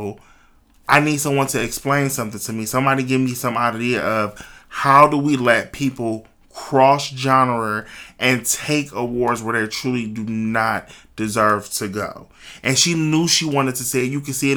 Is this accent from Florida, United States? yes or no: no; Cleveland, Ohio, United States; moved away as an adult; now in Dayton, United States; I'm originally from Cleveland, Ohio, but I've been living in Dayton, Ohio for like the last 12 years